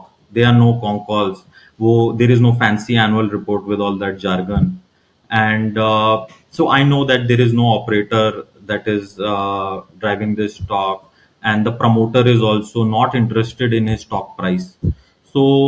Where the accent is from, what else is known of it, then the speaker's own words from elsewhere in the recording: Ranchi, Jharkhand, India; moved away; I am originally from Ranchi, which is the capital of Jharkhand